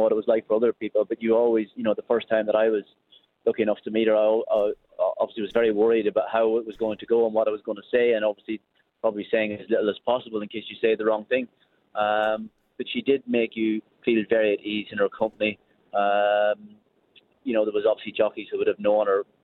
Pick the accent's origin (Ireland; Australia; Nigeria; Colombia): Ireland; being Irish